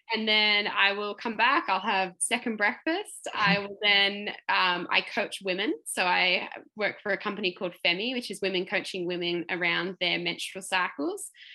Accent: Melbourne, Victoria, Australia; I'm from Melbourne and not used to the Sunshine Coast heat

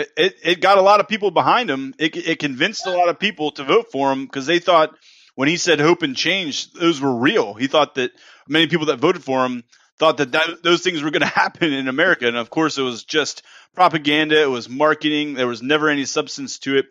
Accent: East Coast, United States; moved away as an adult; now in Texas, United States; I'm from the East Coast. I'm an East Coaster. I've been in Texas for the last uh, year now

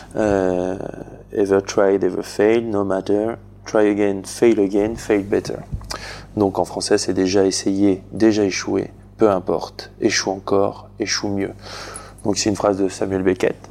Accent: Bourg-en-Bresse, Auvergne-Rhône-Alpes, France; je viens de Bourg-en-Bresse

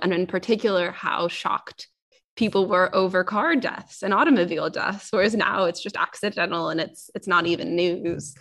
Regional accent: Silicon Valley, California, United States; moved away as an adult; now in United Kingdom; I'm from Silicon Valley

